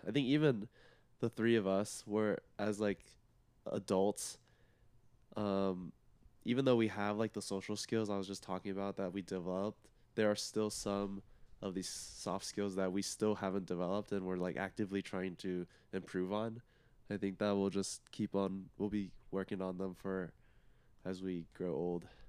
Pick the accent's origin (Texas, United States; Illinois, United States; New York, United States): Texas, United States; Plano; I'm from Plano, Texas